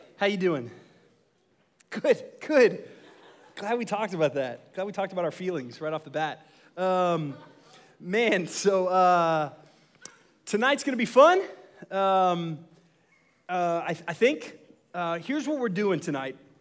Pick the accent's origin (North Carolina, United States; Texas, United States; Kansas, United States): Texas, United States; Dallas; I'm was originally from Dallas